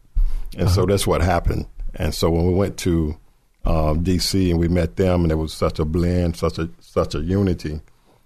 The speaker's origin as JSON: {"language": "English", "region": "North Carolina", "country": "United States", "also_born_or_lived": "Washington, D.C.", "moved": "as an adult", "lives_now": "San Diego, United States", "said": "I hail from North Carolina"}